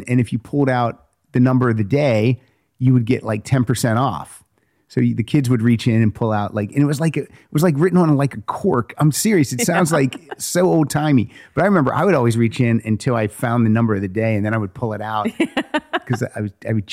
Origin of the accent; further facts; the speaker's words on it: United States; We were about 2.5 hours outside of Pittsburgh